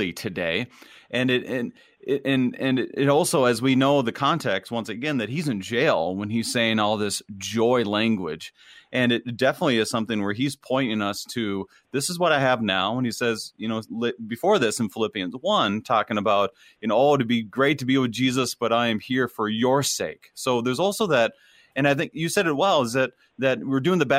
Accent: Minnesota, United States; I'm from Minnesota

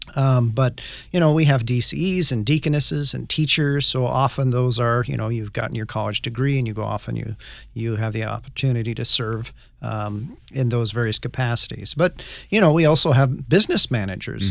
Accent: Northwest, United States; I grew up in the Northwest

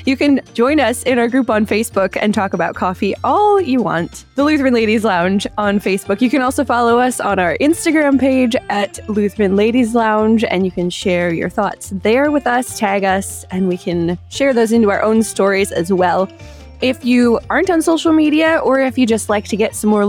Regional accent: Dearborn, Michigan, United States; I'm from Dearborn, Michigan

